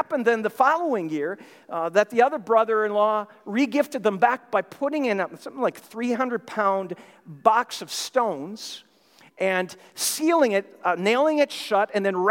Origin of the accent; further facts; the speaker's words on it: Minnesota, United States; moved away; I'm from Minnesota. I grew up there, have many memories of growing up there in Christmas time